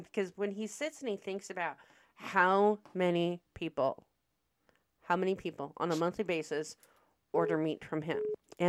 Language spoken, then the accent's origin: English; Omaha, Nebraska, United States; I was born and raised in Omaha, Nebraska